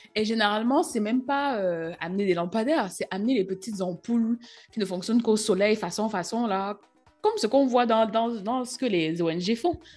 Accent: Cameroon; moved away; en grandissant au Cameroun

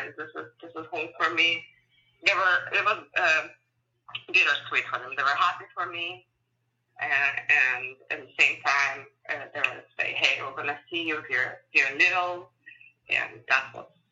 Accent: Ukraine; English is a second language; moved away as an adult; also born or lived in San Francisco, United States; now in United States; I'm born and raised in Ukraine and went to high school there

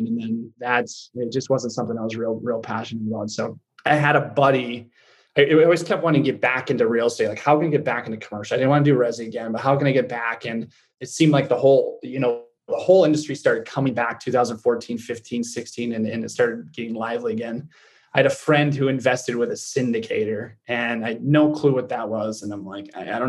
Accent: Michigan, United States; county that I grew up at in Michigan.

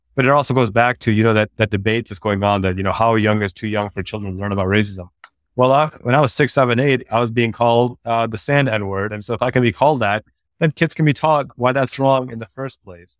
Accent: DuPage County, Illinois, United States; born or raised there; also born or lived in Pakistan

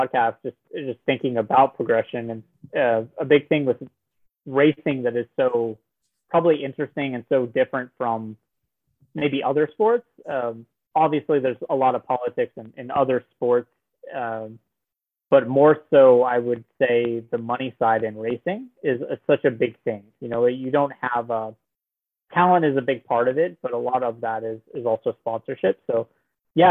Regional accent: Norman, Oklahoma, United States; I'm from Norman, Oklahoma

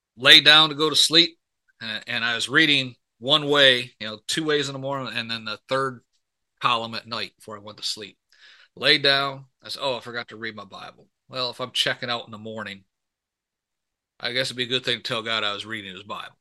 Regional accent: Michigan, United States; I grew up in Michigan

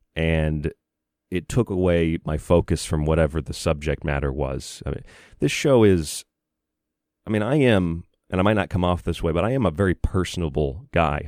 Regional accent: West Virginia, United States; moved away; I was going to high school in West Virginia for a couple of years. And anytime I tell someone I'm from West Virginia

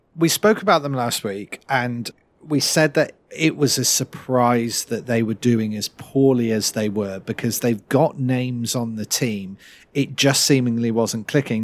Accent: United Kingdom; we rarely get to see as British fans

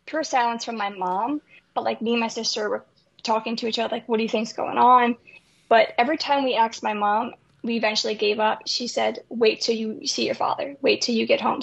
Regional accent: Port Jefferson, New York, United States; also born or lived in Miller Place, New York; we moved from Miller Place to Port Jefferson, New York

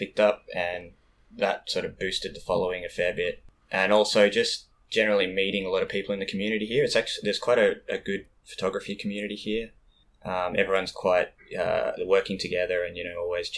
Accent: Bendigo, Victoria, Australia; moved away as an adult; also born or lived in Melbourne, Australia; now in Japan; I'm from Bendigo, but I was living in Melbourne for probably 5-6 years before I came to Japan.

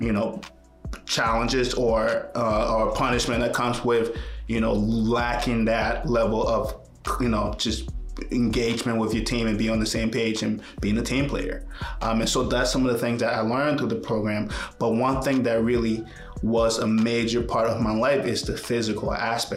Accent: Liberia; now in United States; I was born in Liberia. It's a tiny little country in West Africa. And Liberia experienced a civil war for about 20 years, just about as long as I lived there.

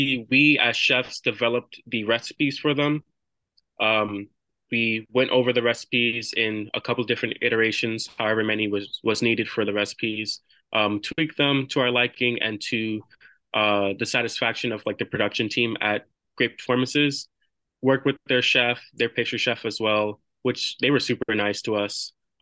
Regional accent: New York City, New York, United States; I have roots from Flushing, Queens. That's where I grew up for most of my childhood

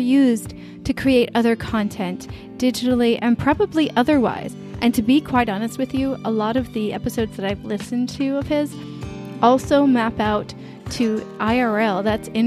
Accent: United States; As an American

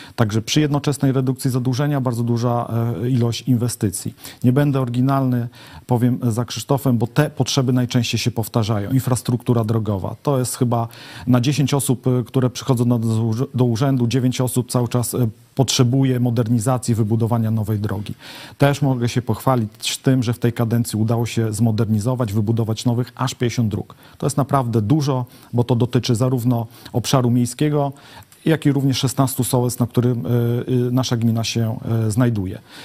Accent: Łęczna, Lublin Voivodeship, Poland; Od urodzenia mieszkam w mieście, znam jej problemy, znam wszystkich mieszkańców

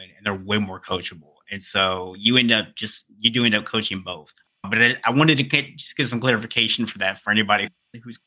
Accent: Pensacola, Florida, United States; now in Atlanta, United States; I'm from Pensacola, so I live in Atlanta right now

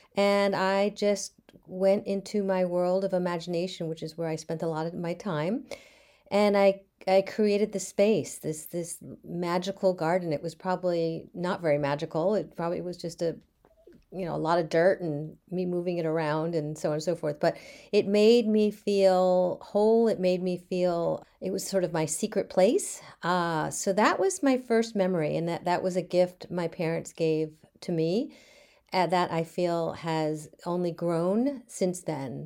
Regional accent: Bethesda, Maryland, United States; now in Beverly, United States; I grew up in Bethesda, Maryland

